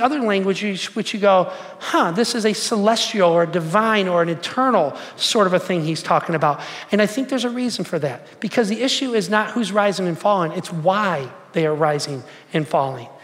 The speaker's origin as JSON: {"language": "English", "town": "Detroit", "region": "Michigan", "country": "United States", "said": "I'm from Detroit"}